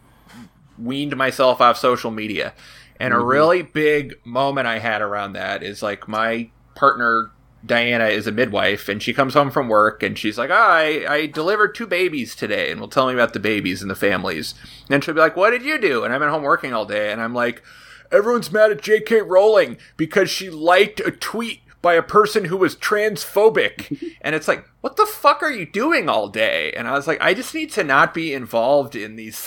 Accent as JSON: {"language": "English", "town": "Oakland", "region": "California", "country": "United States", "tie": "born or raised there", "said": "I grew up in Oakland, so I have a lot of people I went to high school"}